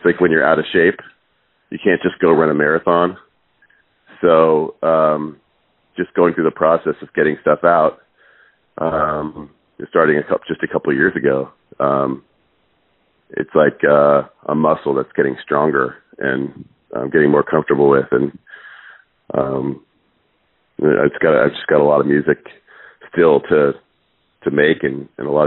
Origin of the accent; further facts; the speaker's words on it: Seattle, Washington, United States; also born or lived in Cape Town, South Africa / East Coast, United States; They moved us to the States, and, we moved around the East Coast for a couple of years, and we ended up in Seattle.